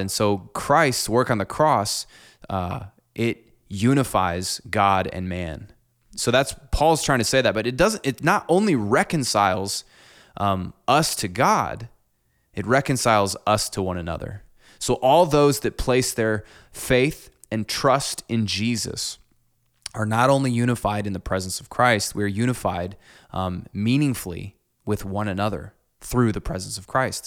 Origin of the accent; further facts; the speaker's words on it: Clinton, United States; I'm the fourth generation to grow up in my church that I, that I grew up in here in Clinton.